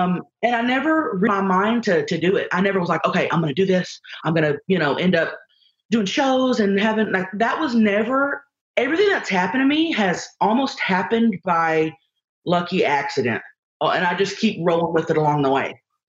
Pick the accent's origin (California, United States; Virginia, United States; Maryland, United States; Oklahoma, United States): Oklahoma, United States; Thackerville; moved away as an adult; also born or lived in Dallas, Texas; now in San Diego, United States; Well, I used to live in Dallas. I'm from Thackerville, Oklahoma. That's where I'm from.